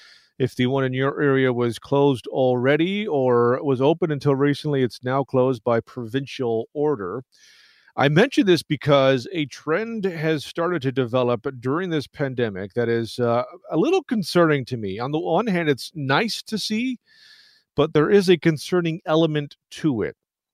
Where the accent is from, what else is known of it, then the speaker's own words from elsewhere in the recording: Toronto, Ontario, Canada; growing up in Toronto.